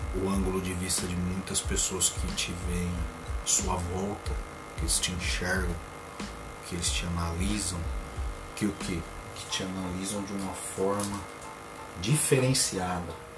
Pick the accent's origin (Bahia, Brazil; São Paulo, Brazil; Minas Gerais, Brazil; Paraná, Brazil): São Paulo, Brazil; Limeira; Sou daqui, eu sou lá de Limeira, trabalho na Semapa, eu falo, sou de Limeira